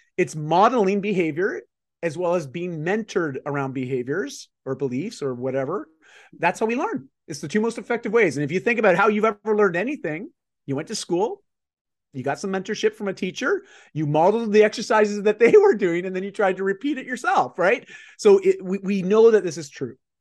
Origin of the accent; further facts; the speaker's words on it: Canada; I'm just Canadian